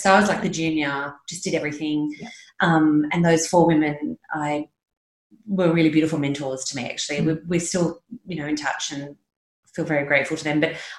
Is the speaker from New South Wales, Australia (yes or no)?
yes; Sydney, New South Wales, Australia; also born or lived in Mudgee; I grew up in Sydney, yep. but we shared a farm with another family just out near Mudgee at Louis when I was a kid.